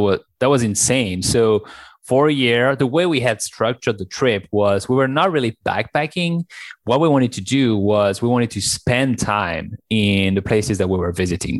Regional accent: France; accent: French; English is a second language; moved away; also born or lived in China; as you can tell from my accent, I'm French

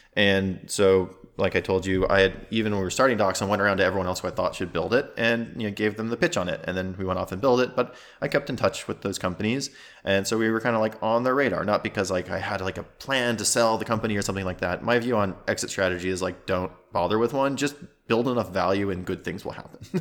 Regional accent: South Dakota, United States; moved away as an adult; I grew up in South Dakota

